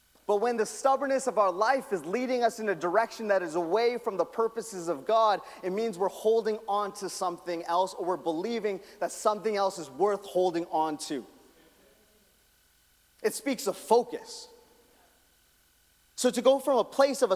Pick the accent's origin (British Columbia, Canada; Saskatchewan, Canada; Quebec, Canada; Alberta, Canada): Alberta, Canada; Calgary; I'm from Calgary